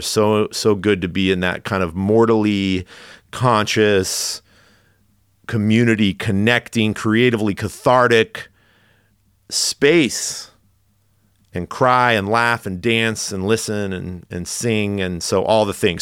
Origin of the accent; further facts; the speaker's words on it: Redding, California, United States; moved away as an adult; also born or lived in Los Angeles, California; now in San Francisco, United States; I grew up in Redding, California, on the northern side of California